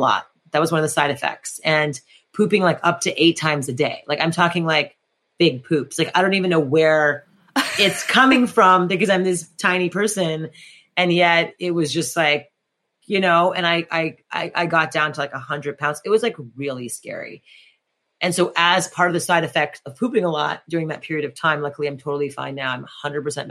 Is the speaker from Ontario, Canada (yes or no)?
no; Montreal, Quebec, Canada; And I grew up in French Montreal in French Canada.